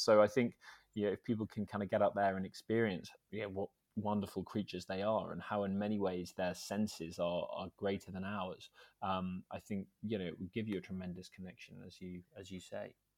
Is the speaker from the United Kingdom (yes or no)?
yes; Scotland, United Kingdom; also born or lived in Edinburgh / Dumfries and Galloway; I grew up in Scotland, um, a mix, really, of Edinburgh and, and Dumfries and Galloway.